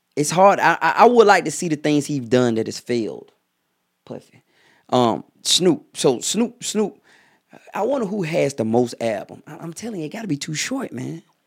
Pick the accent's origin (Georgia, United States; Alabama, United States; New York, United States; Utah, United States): Georgia, United States; Atlanta; I'm from Atlanta